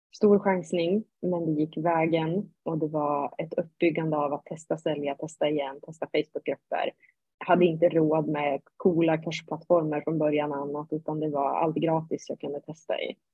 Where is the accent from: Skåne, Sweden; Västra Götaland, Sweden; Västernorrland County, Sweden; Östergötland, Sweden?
Västernorrland County, Sweden; Sundsvall; jag kommer upp från Norrland, Sundsvall.